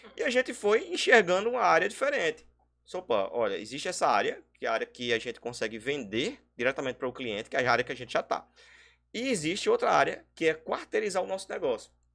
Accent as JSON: {"language": "Portuguese", "town": "São Bento", "region": "Paraíba", "country": "Brazil", "said": "sou daqui de São Bento"}